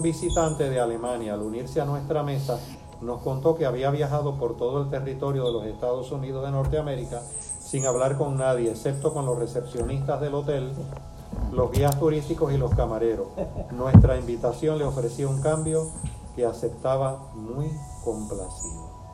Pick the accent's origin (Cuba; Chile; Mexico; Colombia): Cuba; now in Puerto Rico; yo nací en Cuba